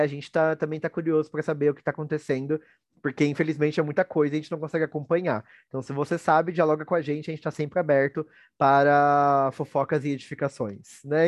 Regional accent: Brazil; a gente tem orgulho, tem orgulho de ser brasileiro, né? Do, do, do que é o meu país.

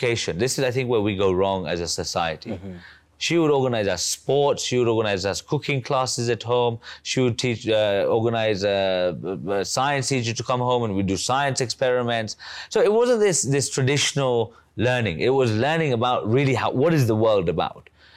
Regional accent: Uganda; I was born in Uganda in 1990

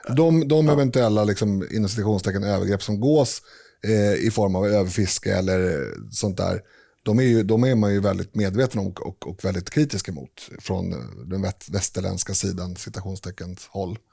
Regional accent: Sweden; jag definierar mig, definierar mig som svensk

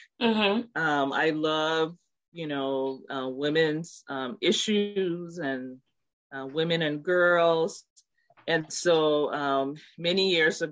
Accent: Liberia; now in Minnesota, United States; I'm originally from Liberia, West Africa.

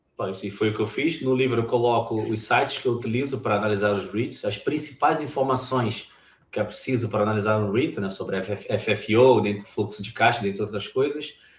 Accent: Brazil; moved away as an adult; now in Portugal; no país onde eu nasci, o Brasil

